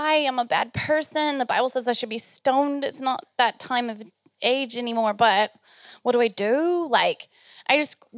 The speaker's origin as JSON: {"language": "English", "country": "United States", "said": "I'm American"}